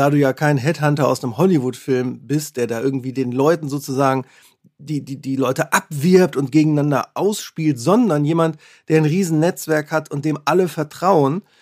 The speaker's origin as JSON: {"language": "German", "town": "Wesel", "region": "North Rhine-Westphalia", "country": "Germany", "said": "Ich stamme aus, aus Wesel am Niederrhein, da gibt es auch Taxi-Tekat"}